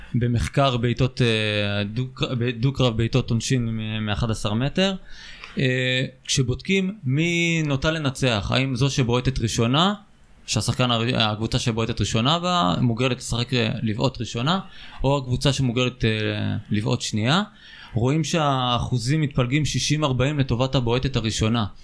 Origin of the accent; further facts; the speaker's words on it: Beersheba, Southern District, Israel; ואני בתור באר שבעי